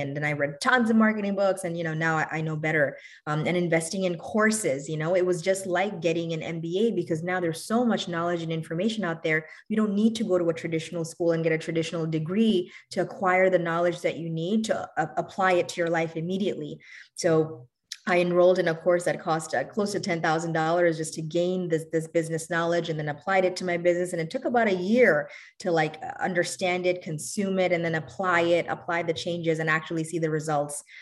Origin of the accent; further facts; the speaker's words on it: New York City, New York, United States; also born or lived in Bangladesh; I'm originally from Bangladesh. I grew up in New York City